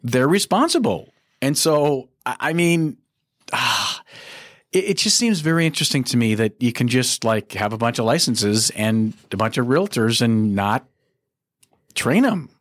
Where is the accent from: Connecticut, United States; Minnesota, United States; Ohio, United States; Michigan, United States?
Minnesota, United States; Minneapolis; I was born and raised in Minneapolis. I've been here 60 years